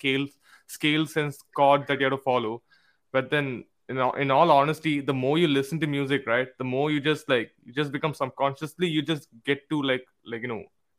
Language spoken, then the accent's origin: English; West Bengal, India; now in Mangalore, India; Yes, we are from West Bengal, but then we are from Mangalore as well.